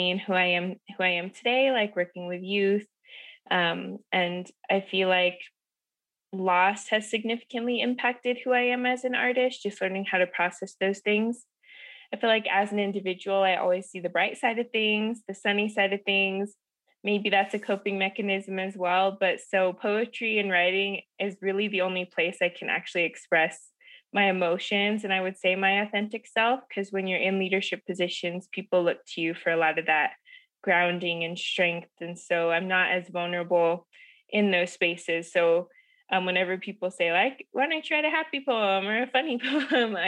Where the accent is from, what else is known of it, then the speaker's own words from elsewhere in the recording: Ignacio, Colorado, United States; also born or lived in Pyramid Lake Paiute Reservation, Nevada; I grew up on the Southern Ute Reservation in Ignacio, Colorado